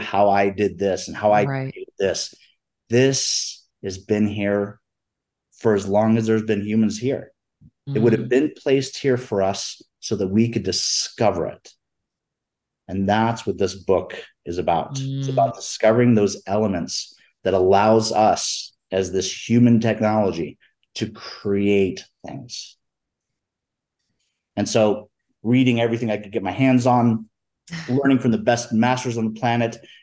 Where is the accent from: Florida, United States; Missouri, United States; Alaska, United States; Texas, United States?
Florida, United States; Florida Keys, United States; moved away as an adult; now in Denver, United States; I grew up in the Florida Keys.